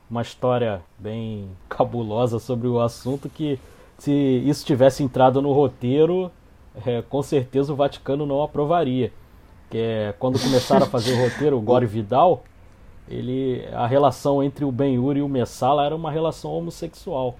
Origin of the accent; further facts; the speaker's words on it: Rio de Janeiro, Brazil; Eu sou aqui do Rio de Janeiro